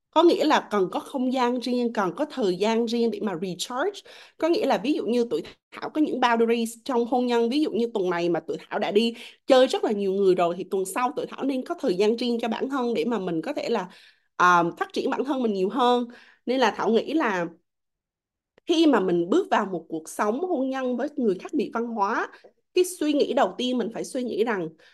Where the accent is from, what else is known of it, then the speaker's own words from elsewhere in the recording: Vietnam; em là người Việt Nam